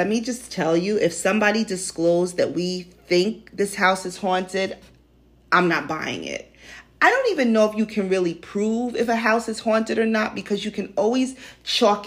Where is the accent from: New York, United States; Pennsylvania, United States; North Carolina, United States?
New York, United States; New York City; also born or lived in New Jersey; growing up in New York City, particularly in Greenwich Village, I went to the Halloween parade every year